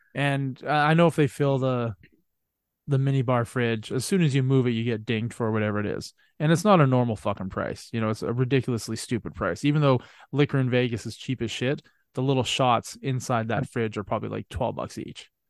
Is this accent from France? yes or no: no; Canada; I'm from Canada